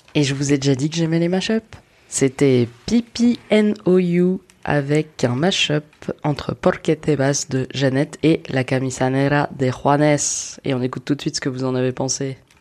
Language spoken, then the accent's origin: French; Paris, Île-de-France, France; je suis une Parisienne privilégiée, qui n'habite pas très loin des Trois Baudets